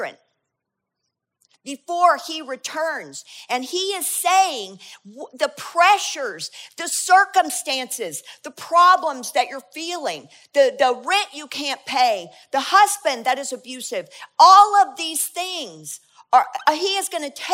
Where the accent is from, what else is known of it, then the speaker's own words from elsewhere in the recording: United States; we're Americans and we're the Western church